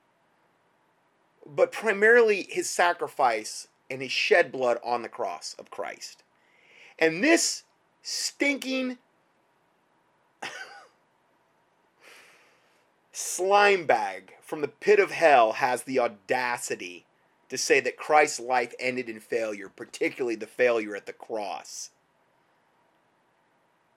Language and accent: English; United States; as an American